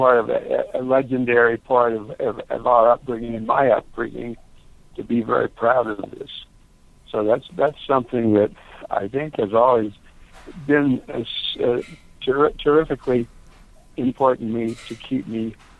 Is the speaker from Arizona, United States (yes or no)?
yes; Phoenix, Arizona, United States; also born or lived in Mesa, Arizona; I grew up in Mesa, where my family lived, and probably a turning point for me was when I was eight, we moved to Phoenix, and that was quite a revelation because Mesa was a sunny, nice little village in those days, 3,000 or 4,000 people.